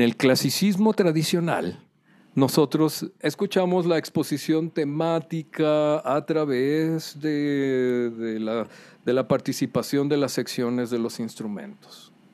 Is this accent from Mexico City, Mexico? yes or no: no; Culiacán, Sinaloa, Mexico; Yo soy originario de Culiacán, Sinaloa